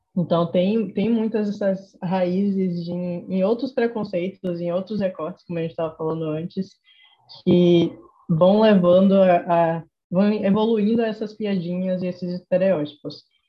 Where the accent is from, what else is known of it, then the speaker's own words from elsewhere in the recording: Salvador, Bahia, Brazil; accent: Nordestino; eu notei que eu estava disfarçando muito meu sotaque para não notarem que eu era daqui